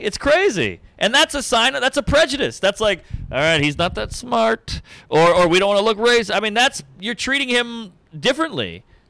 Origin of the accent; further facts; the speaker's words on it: the South, United States; Oh, yeah. I'm from the South. It was way more integrated down there than it is up here.